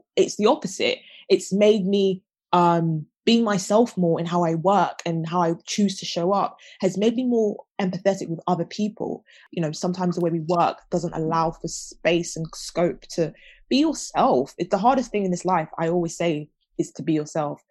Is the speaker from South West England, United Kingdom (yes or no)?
no; London, United Kingdom; I'm a Londoner you know I was I was born in a big city um, and I've you know always lived in South London